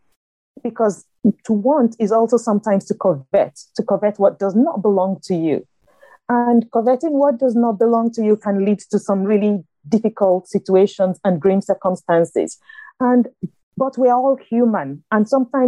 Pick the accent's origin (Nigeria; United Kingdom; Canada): Nigeria; moved away as an adult; also born or lived in north of England; now in United States; growing up in Nigeria